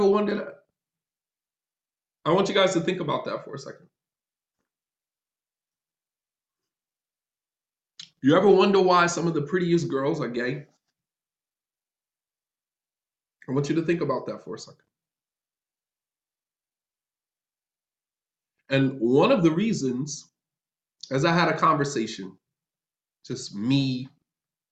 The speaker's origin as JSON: {"language": "English", "region": "North New Jersey", "country": "United States", "also_born_or_lived": "Medina, Saudi Arabia", "moved": "as an adult"}